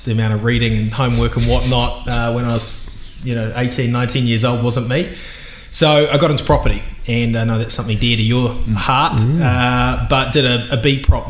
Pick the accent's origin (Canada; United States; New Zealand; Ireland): New Zealand; Auckland; I'm Aucklander through and through. I made the move to the dark side to Ponsonby only when I was about 20, so Meadowbank Primary and grew up on that side of town.